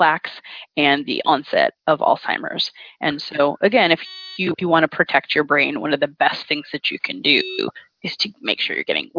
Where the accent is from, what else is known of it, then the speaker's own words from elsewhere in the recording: the South, United States; also born or lived in upstate New York; now in New York, United States; I grew up in the South